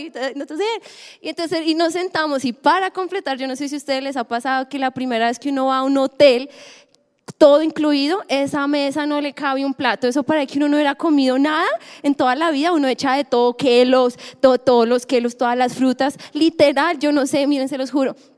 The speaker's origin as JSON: {"language": "Spanish", "country": "Colombia", "said": "como buen colombiano"}